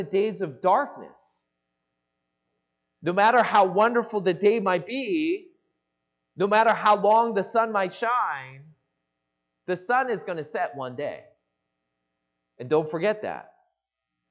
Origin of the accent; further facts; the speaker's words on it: Seattle, Washington, United States; moved away as an adult; now in Los Angeles, United States; I grew up in the Seattle area